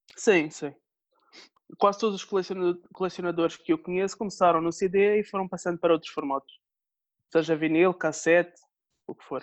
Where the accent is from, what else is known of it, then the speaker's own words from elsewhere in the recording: Madeira, Portugal; sou da Madeira